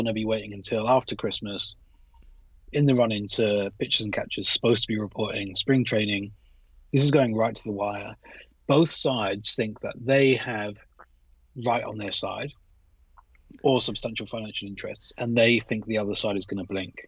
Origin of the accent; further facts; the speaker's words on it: United Kingdom; accent: British; with my British accent